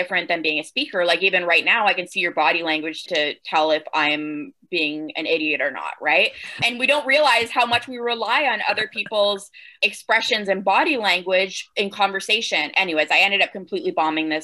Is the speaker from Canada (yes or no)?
yes; Canada; accent: Canadian; the Canadian came out there with the about.